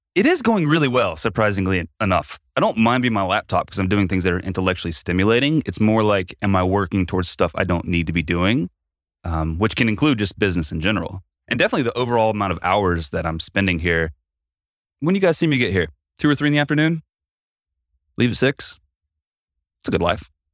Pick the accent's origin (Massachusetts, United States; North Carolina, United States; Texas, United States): North Carolina, United States; Asheville; my hometown of Asheville